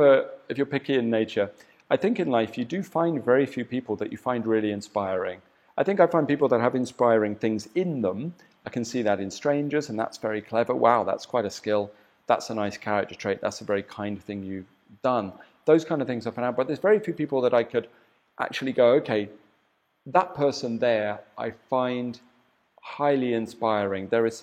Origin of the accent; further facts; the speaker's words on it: England, United Kingdom; as much as I could through the filter of being an Englishman, you know, not being a Chinese born and bred